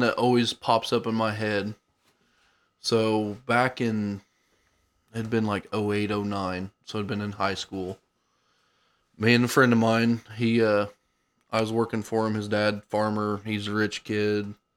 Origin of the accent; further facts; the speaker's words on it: Cumberland County, Illinois, United States; born and raised in Cumberland County